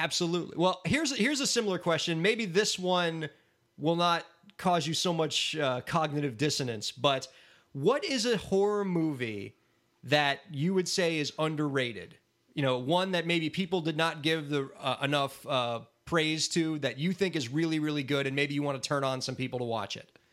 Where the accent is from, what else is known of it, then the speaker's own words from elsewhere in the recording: South Florida, United States; moved away as an adult; also born or lived in New York City; I was always from South Florida. I'm a South Florida guy